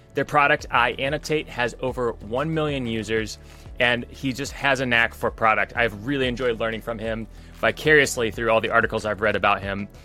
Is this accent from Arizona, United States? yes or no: no; West Lafayette, Indiana, United States; I grew up in West Lafayette